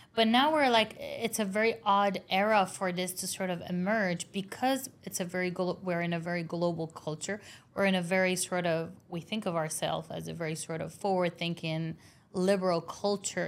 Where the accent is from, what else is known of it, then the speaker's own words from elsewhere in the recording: Beirut, Beirut Governorate, Lebanon; I grew up in Beirut